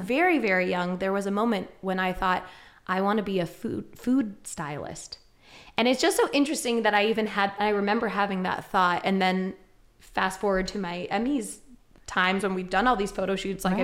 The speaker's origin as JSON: {"language": "English", "area": "Westchester County", "region": "New York", "country": "United States", "tie": "born or raised there", "moved": "as an adult", "lives_now": "Ithaca, United States", "said": "growing up in Westchester County"}